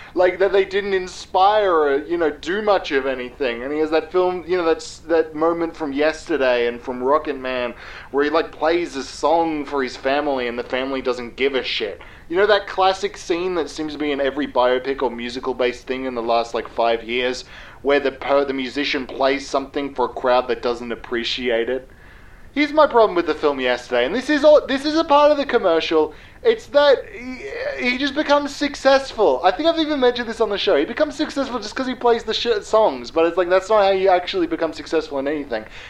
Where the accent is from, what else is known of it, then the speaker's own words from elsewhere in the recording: Australia; accent: Australian; I was birthed in Australia. I'm Australian